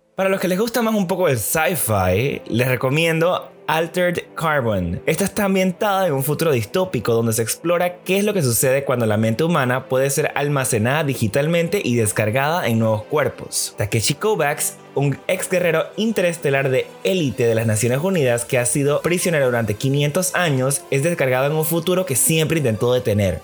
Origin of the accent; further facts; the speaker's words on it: Panama; quiénes somos como panameños